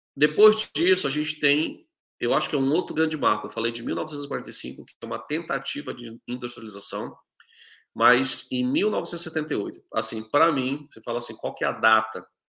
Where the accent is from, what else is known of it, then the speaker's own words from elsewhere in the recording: Manaus, Amazonas, Brazil; moved away as an adult; now in China; eu sou do, da região norte do Brasil, tá, de, de, de Manaus